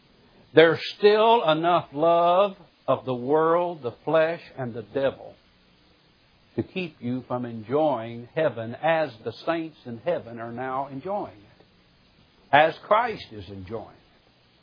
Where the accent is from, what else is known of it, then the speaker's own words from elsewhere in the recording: Missouri, United States; now in Birmingham, United States; When I moved from Southwest Missouri, the Ozarks, to Birmingham, Alabama, it took me a while to learn and make an adjustment to my new home. People here in the South do things a little bit different than us hillbillies in the Ozarks.